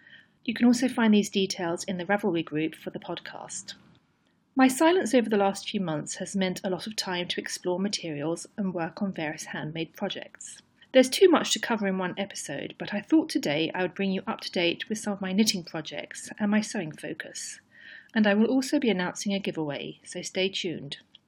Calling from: London, United Kingdom; I come to you from London.

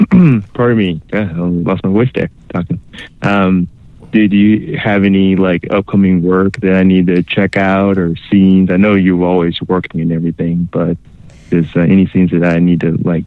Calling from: Illinois, United States; from Illinois.

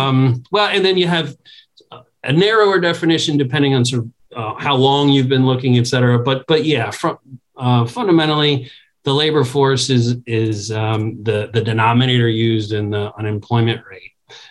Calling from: Washington, District of Columbia, United States; I'm talking from Washington, D.C., so I can't ignore the political context.

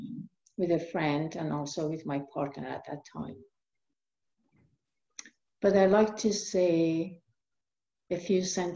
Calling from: Medford, Oregon, United States; And I'm coming from Medford, Oregon.

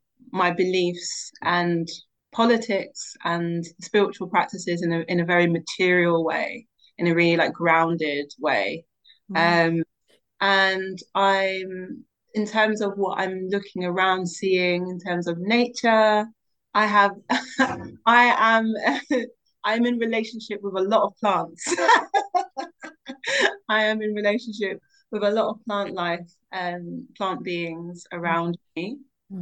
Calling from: London, United Kingdom; I'm calling in from Southeast London, specifically in Sydenham, very close to Forest Hill. I'm in my new home, which is a community land trust.

